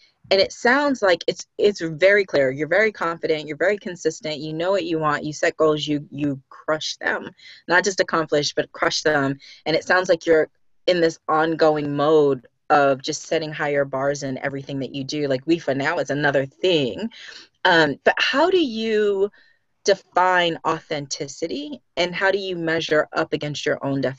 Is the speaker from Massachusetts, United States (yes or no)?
yes; Boston, Massachusetts, United States; We're both from Boston, both done HR, both in tech, both coaches in the same format, both with, I'm assuming now, first generation American with parents who came from the Caribbean.